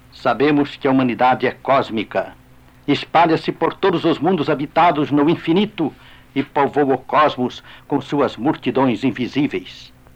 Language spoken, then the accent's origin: Portuguese; Brazil; como brasileiros, integrados em nosso povo